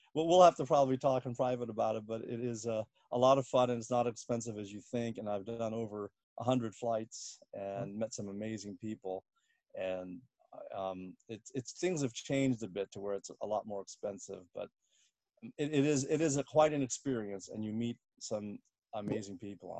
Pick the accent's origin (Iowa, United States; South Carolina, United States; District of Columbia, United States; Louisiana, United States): District of Columbia, United States; Washington; moved away as an adult; also born or lived in Bloomington, Indiana / Southern California / Northern California; now in New York, United States; I was born in Bloomington, Indiana, but grew up mostly in uh, the Washington D.C. area